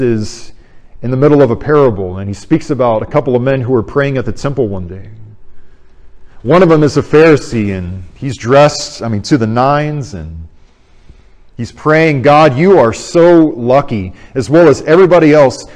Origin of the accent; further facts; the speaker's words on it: Arizona, United States; moved away; I went back to Arizona in my hometown church